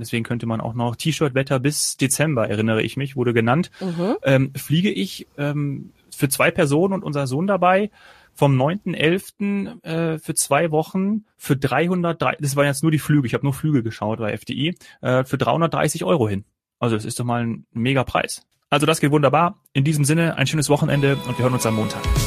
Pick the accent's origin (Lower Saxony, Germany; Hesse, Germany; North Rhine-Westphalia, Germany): Hesse, Germany; Northern; meine Eltern und mein Heimatort, die liegen in, in Nordhessen, also auch ganz nah an NRW dran